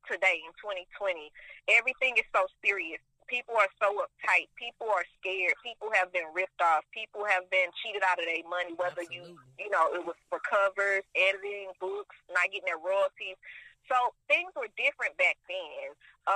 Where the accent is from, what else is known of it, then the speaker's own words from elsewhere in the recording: Houston, Texas, United States; I am from Houston, Texas, aka H-Town.